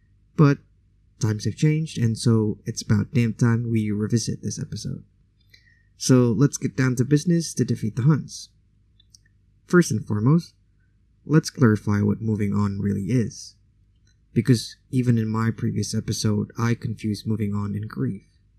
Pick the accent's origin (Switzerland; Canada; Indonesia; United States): Indonesia; first language Indonesian; English is a second language; it was still in my mother tongue, aka Indonesian language